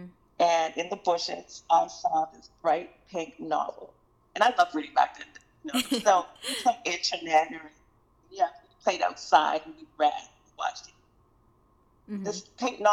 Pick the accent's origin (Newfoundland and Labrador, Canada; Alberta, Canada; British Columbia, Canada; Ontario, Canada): British Columbia, Canada; Fraser Valley; I grew up in the Fraser Valley where, it was the Bible Belt